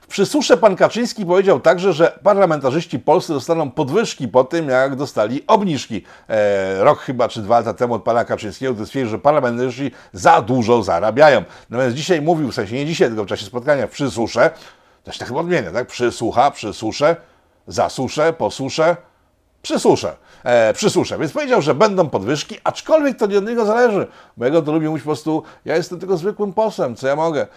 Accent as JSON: {"language": "Polish", "country": "Poland", "said": "ja jestem Słowianinem z Polski, jestem Polakiem"}